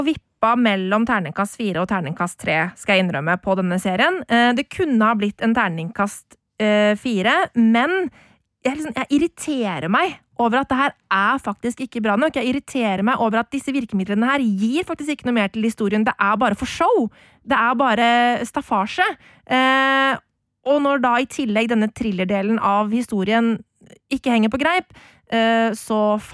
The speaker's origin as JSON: {"language": "Norwegian", "town": "Lommedalen", "region": "Akershus", "country": "Norway", "tie": "born or raised there", "said": "kjellerstua nede i, eller oppe i Øvre Goslia, eh, i, på, i Åsen hjemme i Lommedalen, eh, og så kampen sammen med, med pappa, og det var stor ståhei."}